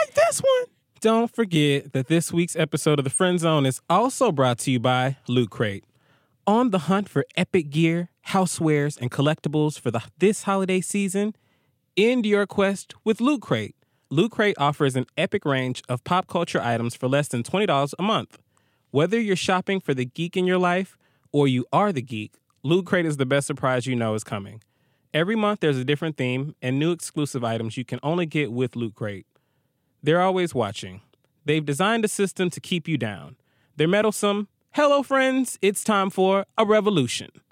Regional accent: Atlanta, Georgia, United States; I'm from Atlanta

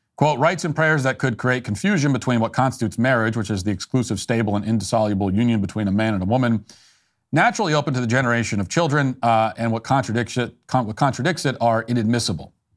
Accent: United States; as an American

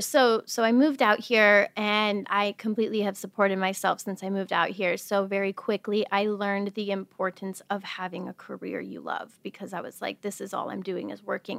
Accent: Wisconsin, United States; I'm originally from Wisconsin. I grew up in a very small town

